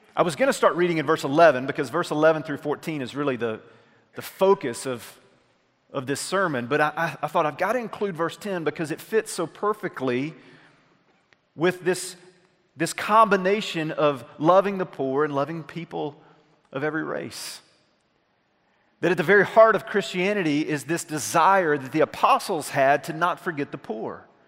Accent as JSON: {"language": "English", "region": "North Alabama", "country": "United States", "tie": "born or raised there", "moved": "yes", "said": "I had gone back to my hometown in North Alabama, small town that I grew up"}